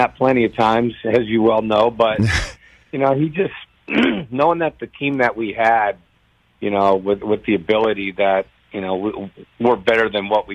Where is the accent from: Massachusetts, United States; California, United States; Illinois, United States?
California, United States; San Diego; moved away as an adult; also born or lived in Florida; San Diego, born and bred